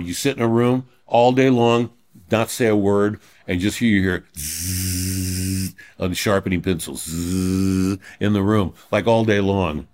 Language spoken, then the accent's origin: English; Los Angeles, California, United States; I grew up in Reseda till I was five